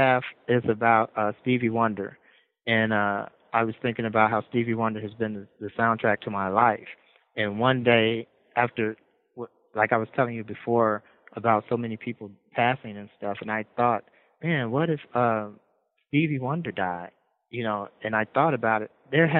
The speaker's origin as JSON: {"language": "English", "region": "Midwest", "country": "United States", "said": "You know, we're from the Midwest. The Midwest I come from, we, you know, we close eyes, you know, with fists and stuff like that."}